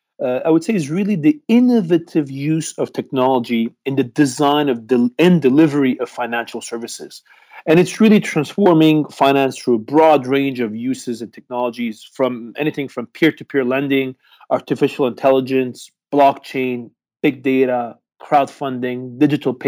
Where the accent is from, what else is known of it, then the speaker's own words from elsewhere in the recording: Montreal, Quebec, Canada; moved away as an adult; also born or lived in Beijing, China; now in Hong Kong; I'm actually from Montreal, Canada, so the French-speaking part of Canada.